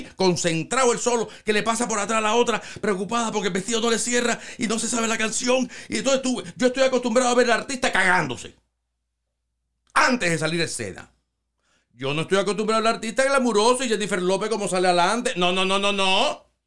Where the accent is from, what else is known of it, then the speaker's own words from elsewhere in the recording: Cuba; also born or lived in Los Angeles, California; now in United States; Mi mamá es blanca, pero blanca de mi país